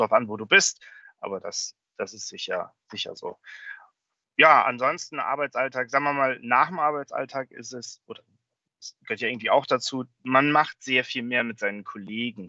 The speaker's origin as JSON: {"language": "German", "country": "Germany", "moved": "as an adult", "lives_now": "United States", "said": "als Deutsche"}